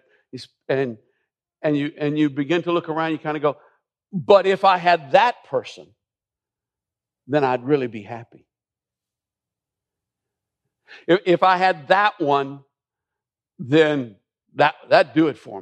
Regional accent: Millersville, United States; growing up in Millersville

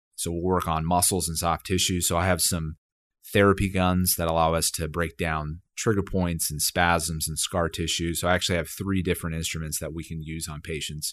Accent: Dallas, Texas, United States; moved away as an adult; also born or lived in Austin, Texas; now in Fayetteville, United States; I grew up in Dallas, Texas

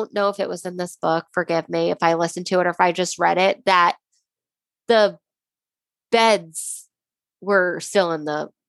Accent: Lake Ronkonkoma, New York, United States; moved away; Long Island, New York. I'm from Lake Ronkonkoma.

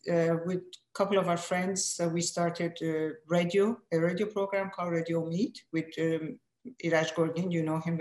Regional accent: Iran; first language Persian; English is a second language; moved away as an adult; now in United States; I was primarily Persian speaking and also French speaking, because I was at school with your sister, beloved sister Farzaneh, and we were at French school. So our second language was French. I learned English here

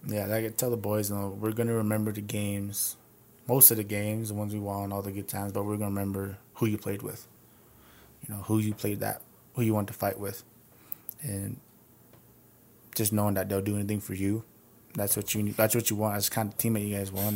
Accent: United States; I was born in Radoso, and I just moved from subdivision to subdivision

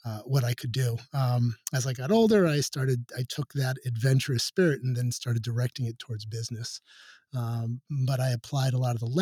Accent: New York City, New York, United States; moved away; I grew up in New York City

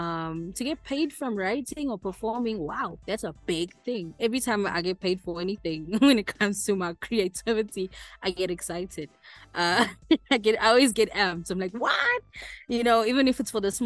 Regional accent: Eshowe, KwaZulu-Natal, South Africa; moved away as an adult; also born or lived in Durban; I was born in Durban, but spent my whole life in Eshowe, from primary school, high school, married, kids, everything was there until I moved out here

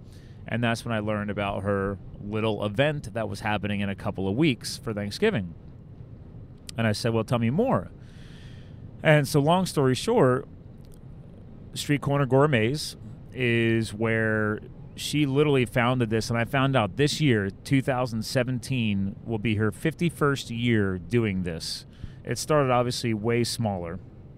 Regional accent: East Coast, United States; I'm from the East Coast.

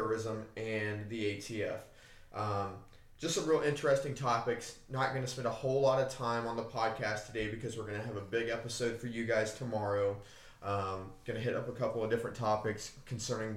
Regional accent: United States; as an American

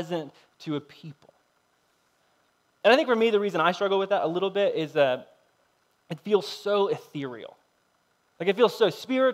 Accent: United States; we're American

